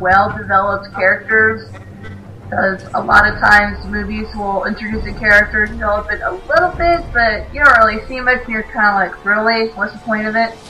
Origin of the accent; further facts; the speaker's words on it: Ireland; I am actually Irish